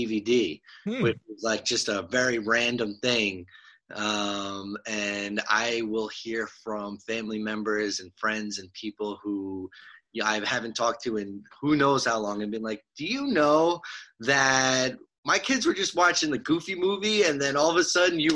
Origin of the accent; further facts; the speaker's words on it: New York City, New York, United States; also born or lived in Long Island; I grew up in Douglaston, which is just right on the border of Long Island and Queens